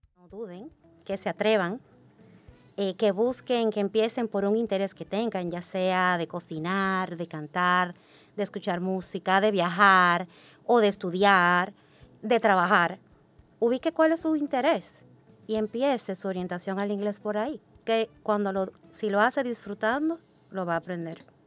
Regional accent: Dominican Republic; Yo nací y crecí en República Dominicana

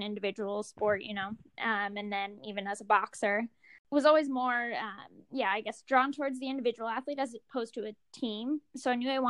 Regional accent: Monterey, California, United States; I grew up in Monterey, California.

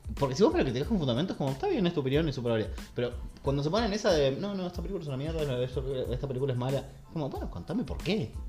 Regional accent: Buenos Aires, Argentina; él vivido en Bajo Flores

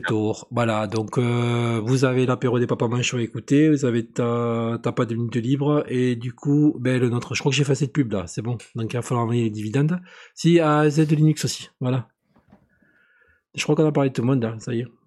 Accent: between Bordeaux and Toulouse, southwest France, France; je suis pas de Perpignan, je suis euh, un peu plus haut. Je suis entre euh, Bordeaux et Toulouse

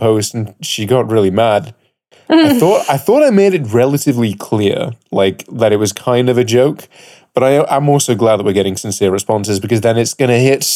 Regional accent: United Kingdom; And I'm your British Captain

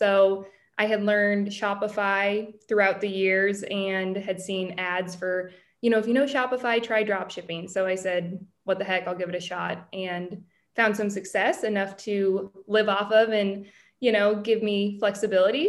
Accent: California, United States; also born or lived in Los Angeles / San Francisco; born and raised in California

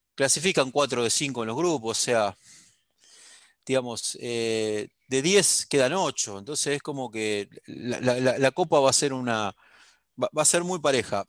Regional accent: Argentina

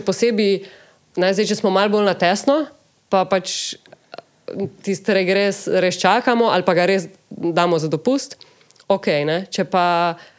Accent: Slovenia

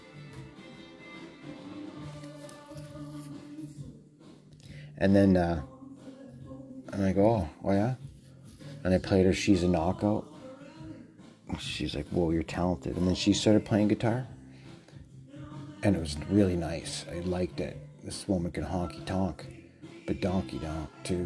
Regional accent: Canada; I'm speaking as a Canadian.

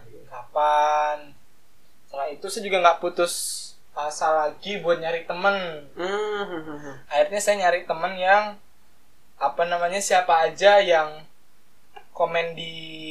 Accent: Mataram, West Nusa Tenggara, Indonesia; moved away as an adult; also born or lived in Semarang

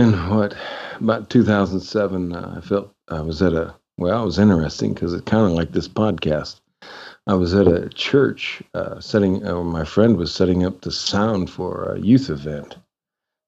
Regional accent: Illinois, United States; moved away as an adult; also born or lived in Asia; now in Kathmandu, Nepal; I'm from the Midwest, you know. All right. So great state of Illinois

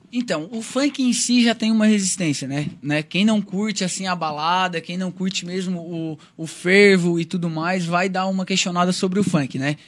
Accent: Brazil; Eu vim de um bairro chamado Lombas Pedreiras. Quem não conhece, gente, fica lá próximo ao Rincão

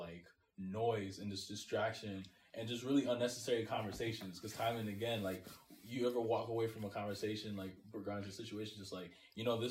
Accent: New Rochelle, New York, United States; I grew up in New Rochelle, New York

